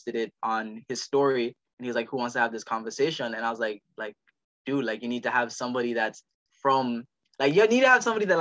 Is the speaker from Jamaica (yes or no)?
yes; Jamaica; also born or lived in Florida, United States; now in United States; I as a Jamaican